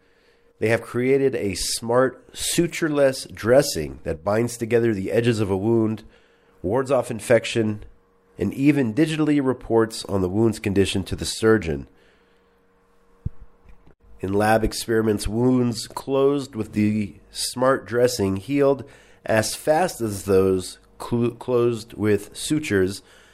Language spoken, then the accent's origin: English; United States; now in Israel; I grew up in the States.